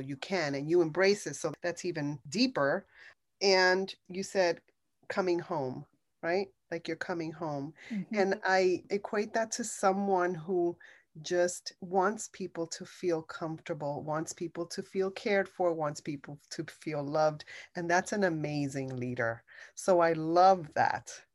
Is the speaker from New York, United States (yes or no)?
yes; New York, United States; I'm a New Yorker